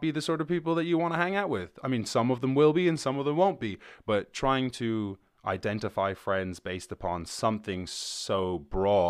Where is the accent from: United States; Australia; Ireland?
Ireland; I'm from Ireland